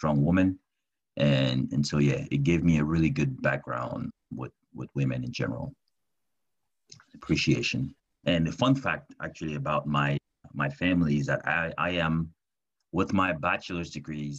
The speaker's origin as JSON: {"language": "English", "town": "Douala", "region": "Littoral", "country": "Cameroon", "tie": "born or raised there", "said": "I was born and raised in Douala, which is the largest city in Cameroon."}